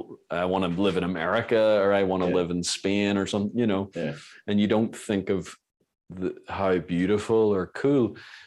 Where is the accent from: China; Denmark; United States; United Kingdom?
United Kingdom; Belfast, Northern Ireland; I'm from Belfast in Northern Ireland, kind of from, it's a bit of a weird scenario because I was raised in kind of like the Protestant side of Belfast and stuff.